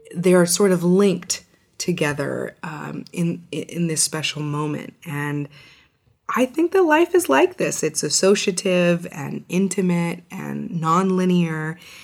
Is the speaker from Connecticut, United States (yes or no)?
no; Albuquerque, New Mexico, United States; now in Washington, D.C., United States; my being born and raised in New Mexico